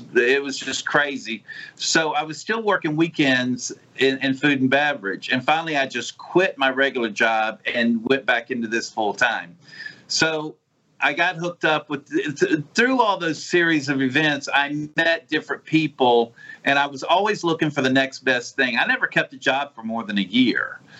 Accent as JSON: {"language": "English", "town": "Orange Grove", "region": "Mississippi", "country": "United States", "tie": "born or raised there", "said": "I'm from the Gulf Coast. I was born and raised right out here in Orange Grove. I live exactly 2 miles from the house I was born and raised in."}